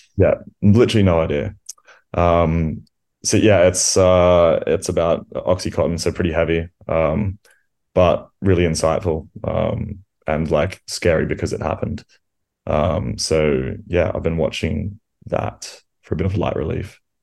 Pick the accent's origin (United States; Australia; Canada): Australia; moved away; growing up in Australia